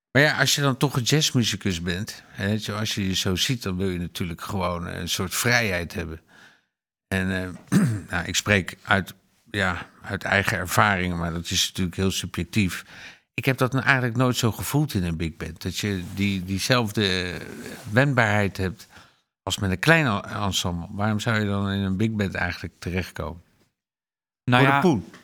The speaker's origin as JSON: {"language": "Dutch", "region": "Limburg", "country": "Netherlands", "said": "Ik kom uit Limburg, ja. En dan heb je die hele blaasorkestentraditie, toch?"}